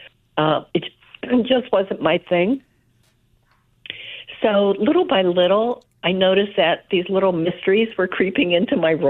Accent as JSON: {"language": "English", "town": "South River", "region": "New Jersey", "country": "United States", "tie": "born or raised there", "said": "Grew up in South River, New Jersey, a little town, at least half immigrants."}